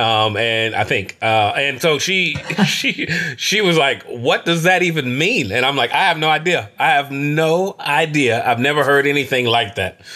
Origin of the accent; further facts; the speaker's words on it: Kentucky, United States; I'm from Kentucky